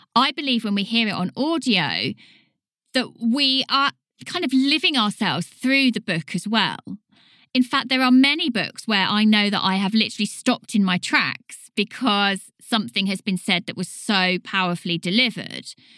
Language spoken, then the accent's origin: English; United Kingdom; accent: British; I'm a British voice